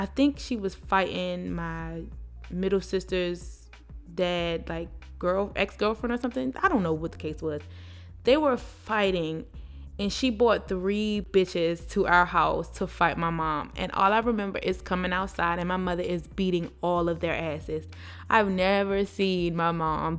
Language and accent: English; Baltimore, Maryland, United States; I'm from Baltimore. We're from Baltimore